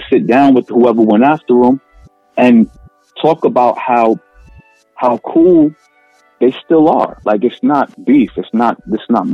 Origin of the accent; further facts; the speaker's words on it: New York, United States; I'm from New York.